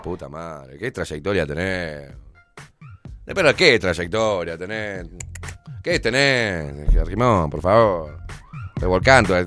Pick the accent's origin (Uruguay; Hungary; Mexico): Uruguay; somos aburridos los uruguayos